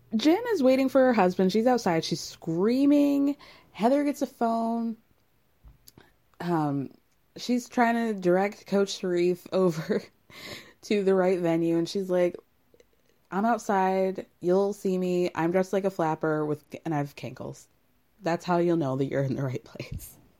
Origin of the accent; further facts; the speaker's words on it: Illinois, United States; I'm from, I was born in Illinois